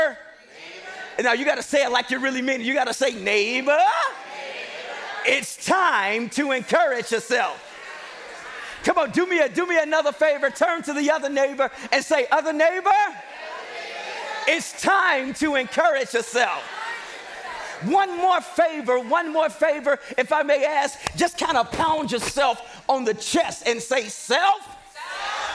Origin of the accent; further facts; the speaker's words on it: Chicago, Illinois, United States; moved away; I'm from Chicago, Illinois